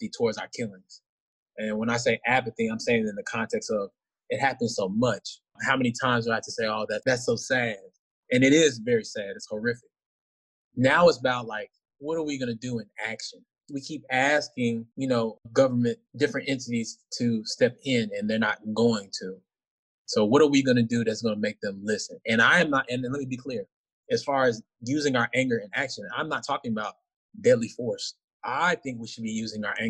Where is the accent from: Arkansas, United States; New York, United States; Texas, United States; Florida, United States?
Texas, United States; Arlington; moved away as an adult; also born or lived in Dallas, Texas; now in Washington, D.C., United States; I'm originally from Arlington, Texas, 32 years old